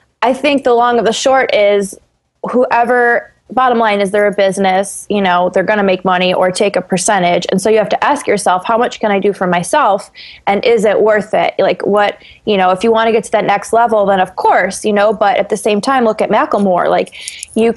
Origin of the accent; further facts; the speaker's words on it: Buffalo, New York, United States; I'm from Buffalo